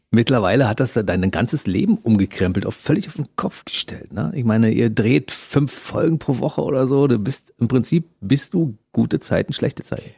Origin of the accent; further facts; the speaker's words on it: Germany; wir sind ja aus derselben Region